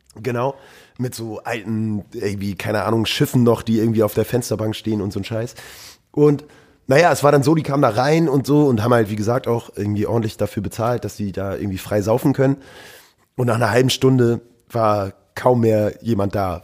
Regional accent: Norderstedt, Schleswig-Holstein, Germany; also born or lived in Hamburg; aufgewachsen bin ich in der grauen Vorstadt Norderstedt

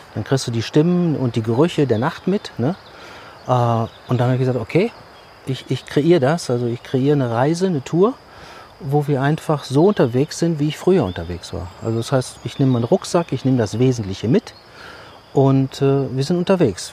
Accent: Düsseldorf, North Rhine-Westphalia, Germany; Bin in der Großstadt groß geworden und äh, ja, bei uns auf der Straße wuchs kein einziger Baum

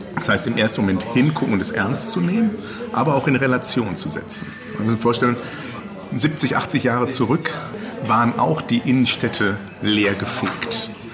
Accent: Ruhr area, North Rhine-Westphalia, Germany; ich komme aus dem Ruhrgebiet. Ich komme aus dem Pott.

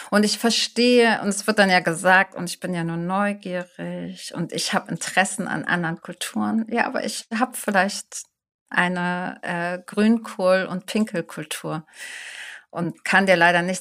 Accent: Hamburg, Germany; sage ich vielleicht, ich komme aus Hamburg.

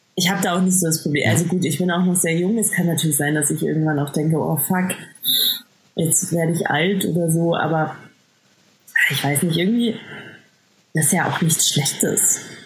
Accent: Bavaria, Germany; ich komme aus Bayern, das merkt man.

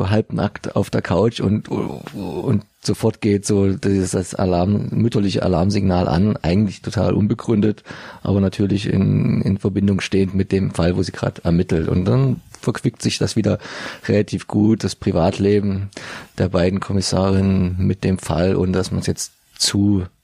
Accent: Dresden, Saxony, Germany; wo wir, uns als Dresdner immer so köstlich aufregen bis amüsieren konnten

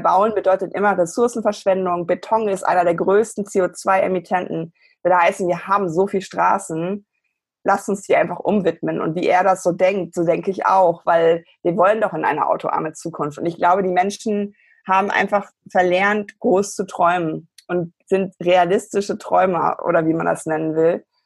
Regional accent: Germany; bei uns in Deutschland

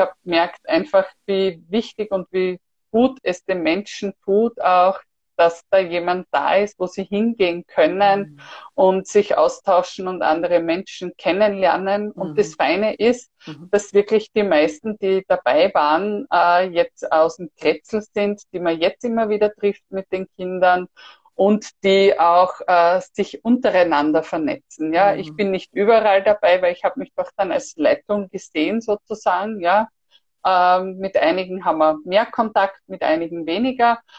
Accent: Styria, Austria; now in Vienna, Austria; Vor allem wir sind ja ursprünglich aus der Steiermark sind dann nach Wien gezogen

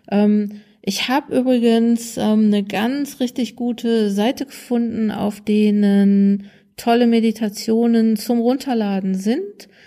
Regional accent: North Rhine-Westphalia, Germany; Ich komme ja aus Nordrhein-Westfalen, da gibt's ähm, WDR 5

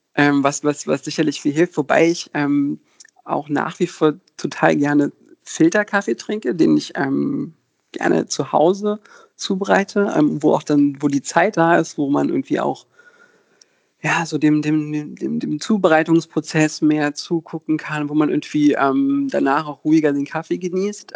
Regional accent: Berlin, Germany; ich bin in Berlin geboren und hier aufgewachsen

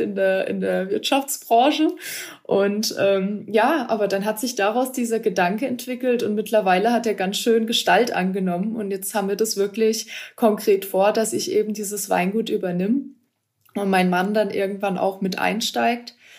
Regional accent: Ortenau, Baden-Württemberg, Germany; moved away as an adult; also born or lived in Stuttgart-Hohenheim; now in Nahe, Germany; Ich bin ja aus der Ortenau gebürtig, aus Baden

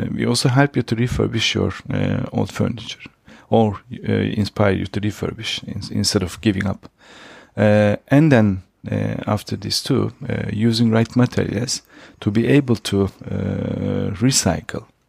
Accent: Turkey; moved away as an adult; also born or lived in Switzerland; now in Austria; I'm from Turkey. Uh, I was born and raised in Turkey

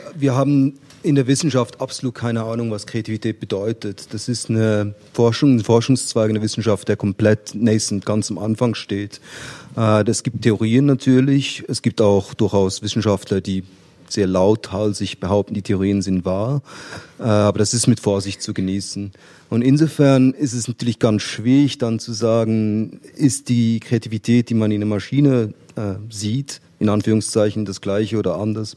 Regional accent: Switzerland; als Schweizer

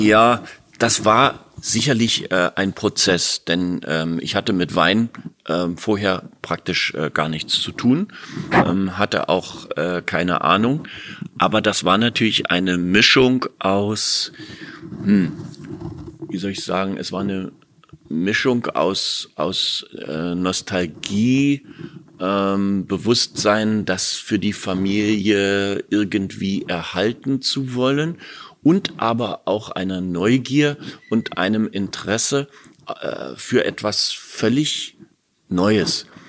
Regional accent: Berlin, Germany; als Berliner Ferienkind

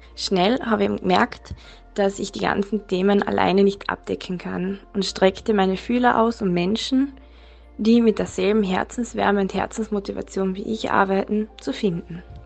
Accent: Klagenfurt, Carinthia, Austria; ich komme aus Klagenfurt

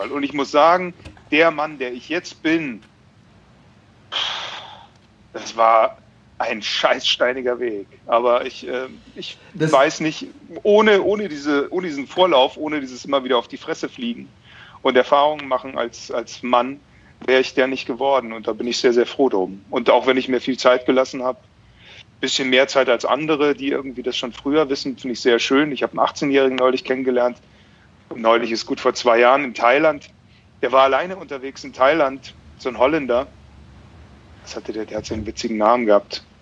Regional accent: Bavaria, Germany; Ich komme ja aus Bayern ursprünglich.

